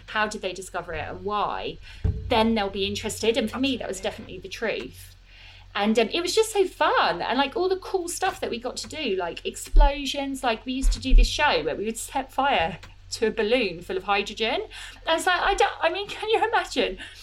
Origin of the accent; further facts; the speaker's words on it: Croydon, London, United Kingdom; now in southeast London, United Kingdom; I I am from Croydon, like you say, from Purley in Croydon.